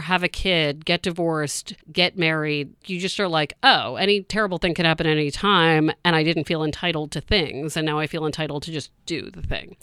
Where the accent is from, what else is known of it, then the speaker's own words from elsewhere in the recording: Maryland, United States; now in Boston, United States; I'm from Maryland, so I'm not from Boston